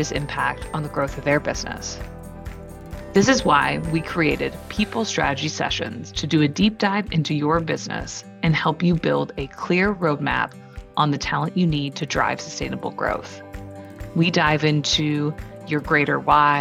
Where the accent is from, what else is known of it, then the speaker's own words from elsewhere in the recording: Kitchener, Ontario, Canada; now in Southampton, Canada; I grew up in Kitchener-Waterloo area